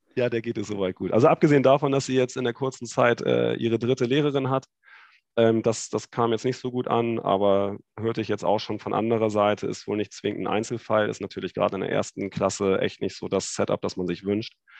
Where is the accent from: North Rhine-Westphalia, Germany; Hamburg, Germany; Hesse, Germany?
Hamburg, Germany; accent: nordisch; moved away as an adult; now in Düsseldorf, Germany; Ich komme gebürtig aus Hamburg